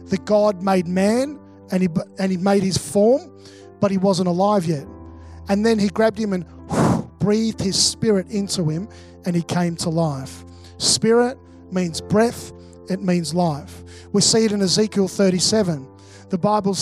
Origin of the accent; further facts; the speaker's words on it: Melbourne, Victoria, Australia; moved away as an adult; also born or lived in Mackay; I'm originally from Melbourne. Melbourne's my hometown